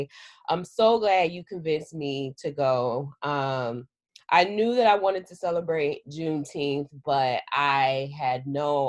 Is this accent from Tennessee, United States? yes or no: yes; Memphis, Tennessee, United States; also born or lived in Leflore County, Mississippi; I was raised in Memphis, Tennessee, where MLK was assassinated